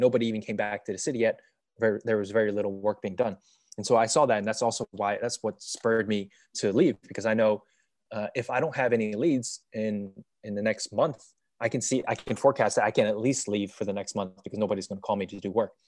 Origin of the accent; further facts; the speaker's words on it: United States; moved away as an adult; also born or lived in China / Lisbon, Portugal; as an American